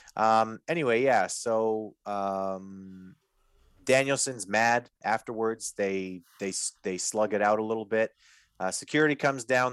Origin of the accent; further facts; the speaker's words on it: Winnipeg, Manitoba, Canada; I'm from Winnipeg